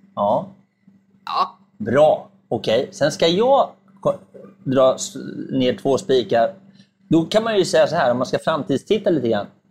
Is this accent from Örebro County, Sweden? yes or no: yes; Närke, Örebro County, Sweden; Närke, ja. där jag kommer ifrån